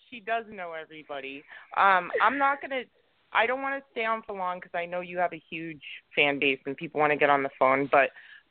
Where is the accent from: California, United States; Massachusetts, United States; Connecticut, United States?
Massachusetts, United States; we're from Massachusetts